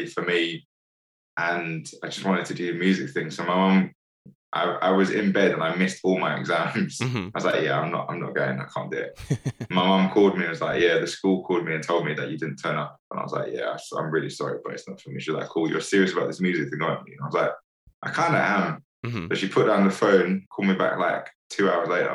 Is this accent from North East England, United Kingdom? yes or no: no; London, United Kingdom; also born or lived in Saint Vincent and the Grenadines / Hackney / Enfield; I was born in the West Indies. Mm-hmm. So I was born in a place called St. Vincent. And then I moved here when I was about, like, just before I was 2. Came down with my mom. I was here for like a year, then my dad came down. I grew up in London, in a place called Stamford Hill